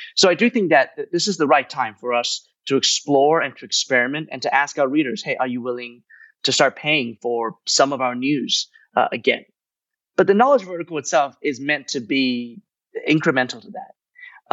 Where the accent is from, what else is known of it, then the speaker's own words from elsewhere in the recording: United States; moved away as an adult; now in Hong Kong; the newspapers that I grew up reading in the United States.